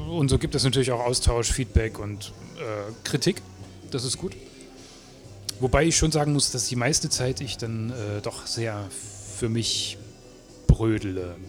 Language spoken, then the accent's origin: German; Erfurt, Thuringia, Germany; moved away as an adult; now in Leipzig, Germany; ich komme aus Erfurt